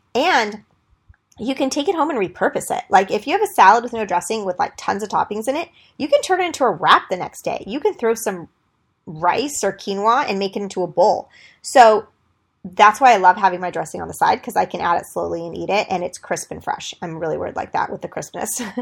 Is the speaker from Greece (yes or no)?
yes; Greece; I'm from Greece